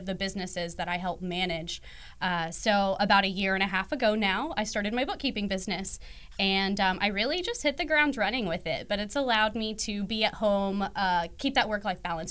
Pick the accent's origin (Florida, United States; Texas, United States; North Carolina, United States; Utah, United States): Texas, United States; Dallas; I'm here from Dallas, DFW, born and raised here